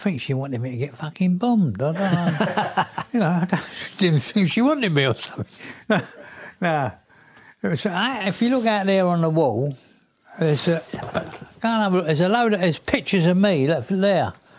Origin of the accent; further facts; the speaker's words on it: London, United Kingdom; also born or lived in Stoke Newington; I was born in Acne Hospital.